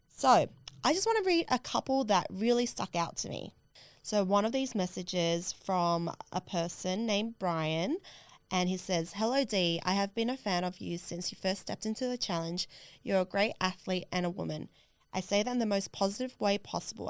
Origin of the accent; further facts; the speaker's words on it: Australia; I couldn't get home to Australia